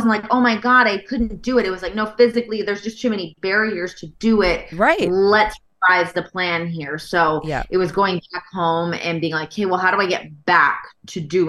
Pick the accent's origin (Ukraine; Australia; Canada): Canada; moved away as an adult; also born or lived in Toronto / Los Angeles; as a Canadian